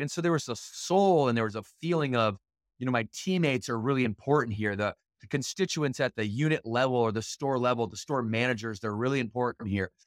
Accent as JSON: {"language": "English", "town": "Battle Creek", "region": "Michigan", "country": "United States", "tie": "born or raised there", "said": "I grew up in Battle Creek, Michigan"}